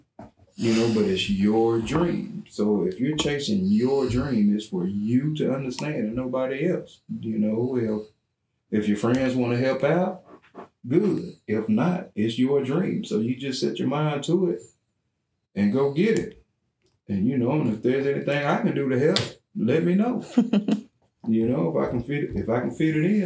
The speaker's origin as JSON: {"language": "English", "town": "Brownwood", "region": "Texas", "country": "United States", "said": "we're from Brownwood"}